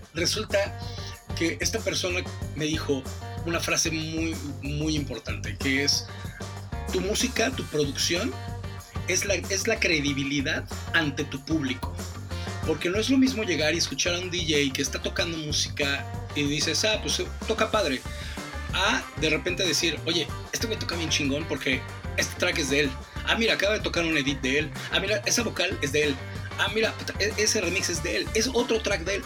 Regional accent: Mexico; moved away as an adult; also born or lived in England; soy el mexicano

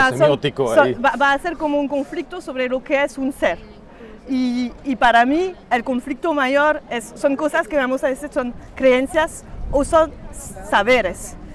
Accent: France; Spanish is a second language; siendo francesa, de padres, madre y padre franceses

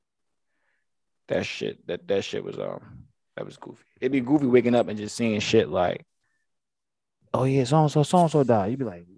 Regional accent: Philadelphia, Pennsylvania, United States; growing up in Philadelphia

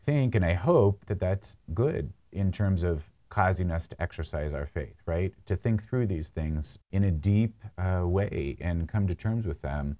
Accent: Hurricane, Utah, United States; I grew up in Hurricane

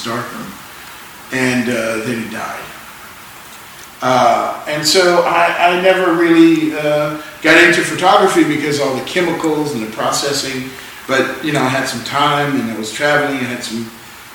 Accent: Louisiana, United States; I'm a black guy from Louisiana

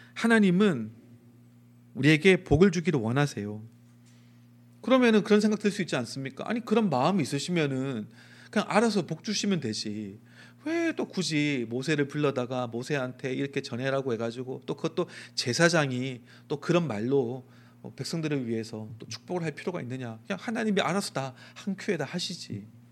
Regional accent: Daegu, South Korea; 제가 대구 촌놈이거든요.

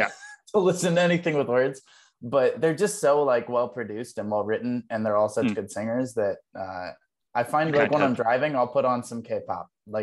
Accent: Ohio, United States; moved away; I'm from Ohio. So I was living in Ohio at the time.

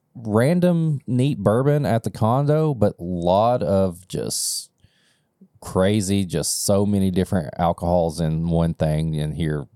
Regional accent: Kentucky, United States; But then they found out I was from Kentucky

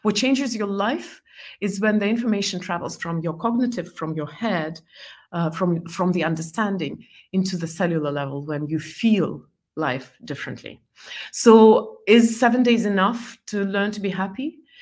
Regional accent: Estonia; first language Estonian and Russian; English is a second language; moved away as an adult; also born or lived in Belarus / Scotland / New York; I lived in Estonia most of my life

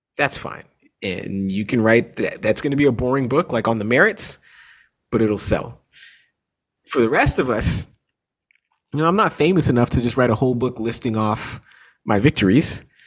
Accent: Toronto, Ontario, Canada; I grew up in Canada. I grew up in Toronto. My parents are American.

